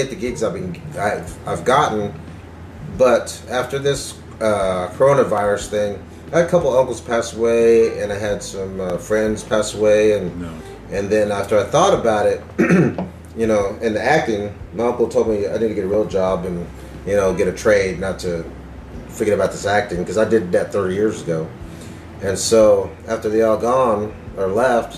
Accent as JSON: {"language": "English", "town": "Tulsa", "region": "Oklahoma", "country": "United States", "tie": "born or raised there", "also_born_or_lived": "Antlers, Oklahoma / Pennsylvania / Corpus Christi, Texas / Lawrence, Kansas", "said": "Well, I'm Choctaw, and my family's from Antlers, but my mom moved up here to Tulsa when I was 5"}